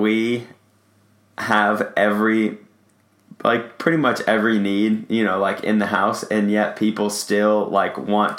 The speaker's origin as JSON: {"language": "English", "town": "Los Angeles", "region": "California", "country": "United States", "tie": "born or raised there", "said": "Growing up in Los Angeles, I'm an ocean guy."}